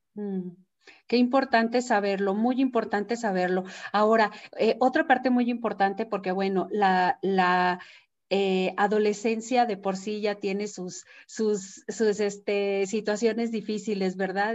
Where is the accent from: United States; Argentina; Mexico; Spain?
Mexico; la cultura que tenemos nosotros mexicanos